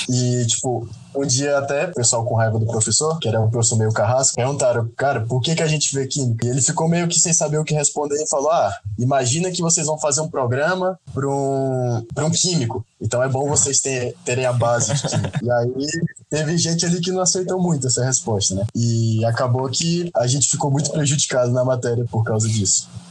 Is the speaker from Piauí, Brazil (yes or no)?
yes; Parnaíba, Piauí, Brazil; moved away as an adult; now in Toledo, Brazil; Eu estudei quase meu ensino fundamental, quase meu ensino fundamental todo em Parnaíba